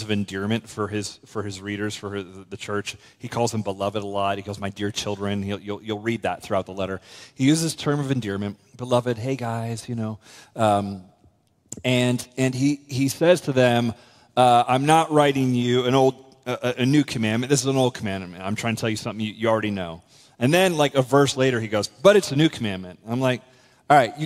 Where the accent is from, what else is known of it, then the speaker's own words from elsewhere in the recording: west coast of Florida, United States; a country church in my hometown in Florida, on the west coast of Florida